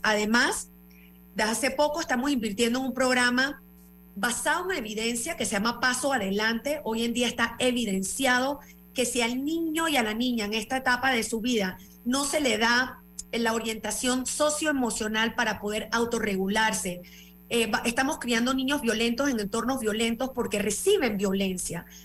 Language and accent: Spanish; Panama; nosotros como panameños